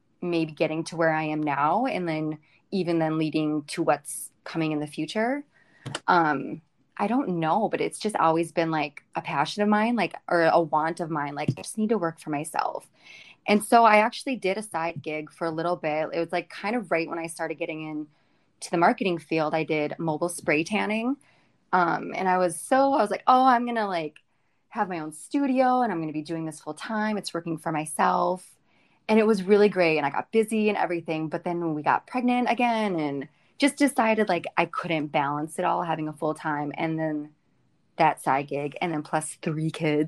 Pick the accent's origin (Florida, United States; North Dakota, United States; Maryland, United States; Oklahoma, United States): North Dakota, United States; Jamestown; moved away as an adult; now in Fargo, United States; I live in Fargo. I grew up in Jamestown, North Dakota, which is just west of here